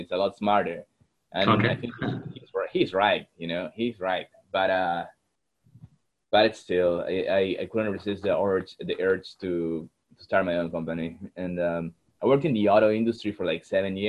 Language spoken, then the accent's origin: English; Peru; moved away; also born or lived in Texas, United States; I was born in Texas, but I grew up in Peru because that's where my dad is from